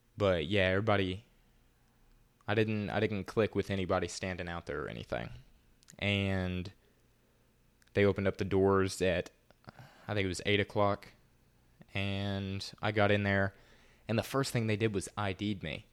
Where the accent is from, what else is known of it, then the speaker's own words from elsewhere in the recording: the South, United States; accent: Southern; more of a Southern accent than I have